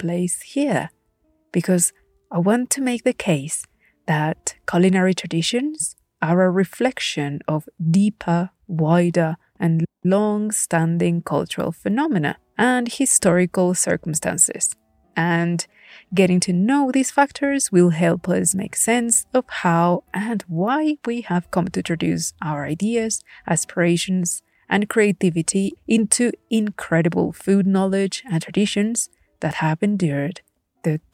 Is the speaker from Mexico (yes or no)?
yes; Puebla, Mexico; I am indeed a proud born and bred Poblana.